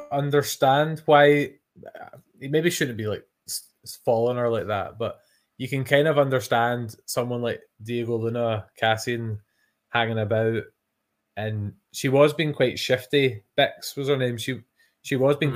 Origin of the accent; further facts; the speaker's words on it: Scotland, United Kingdom; I'm Scottish